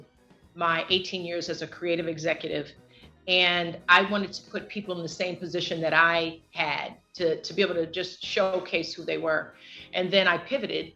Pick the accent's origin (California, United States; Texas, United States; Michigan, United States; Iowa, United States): California, United States; Los Angeles; I'm from Los Angeles